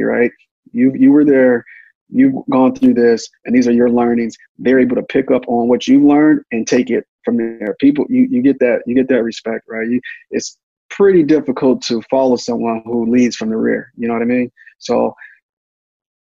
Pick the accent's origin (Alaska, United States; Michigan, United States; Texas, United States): Michigan, United States; Detroit; I'm from Detroit, Michigan, and I was raised on